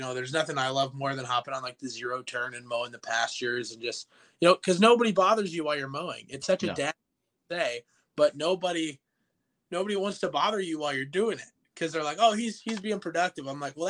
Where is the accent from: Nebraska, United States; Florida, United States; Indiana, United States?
Nebraska, United States; Gretna; also born or lived in Millard, Nebraska / Valley, Nebraska; So I grew up kind of in the Gretna community and in Millard, more of a city lifestyle. And then I actually live with my stepdad and my mom when I come home.